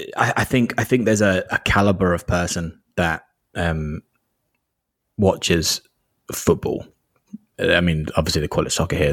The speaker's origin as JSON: {"language": "English", "area": "Kent", "region": "South East England", "country": "United Kingdom", "tie": "born or raised there", "said": "I grew up in the southeast of England, in Kent"}